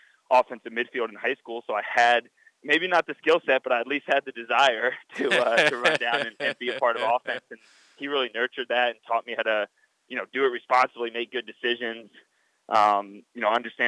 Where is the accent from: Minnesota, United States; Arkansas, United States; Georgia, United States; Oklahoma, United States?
Georgia, United States; Atlanta; my hometown of Atlanta